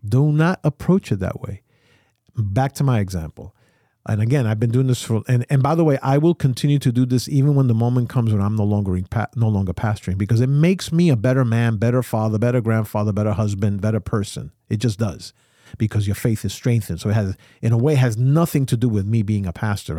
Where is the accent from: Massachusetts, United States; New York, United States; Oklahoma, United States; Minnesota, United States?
New York, United States; I'm a New Yorker, so we run a, a, a, a life at one hundred fifty miles an hour